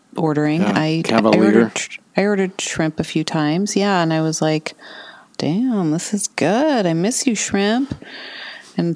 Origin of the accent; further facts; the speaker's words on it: St. Paul, Minnesota, United States; now in Asbury Park, United States; I was born in Minneapolis, but I grew up in St. Paul, the city of St. Paul proper, right on what's called the West Side, across from downtown St. Paul